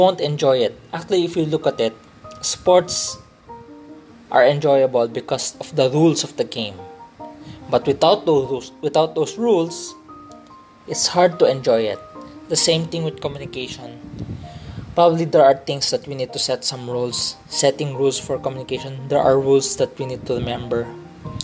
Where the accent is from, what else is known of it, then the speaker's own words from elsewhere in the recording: Philippines; I grew up in Philippines, the culture I'm accustomed to is the Filipino culture